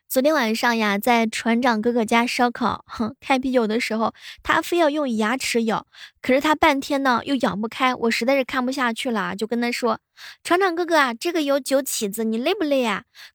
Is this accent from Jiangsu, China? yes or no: yes; Xuzhou, Jiangsu, China; 我们徐州这边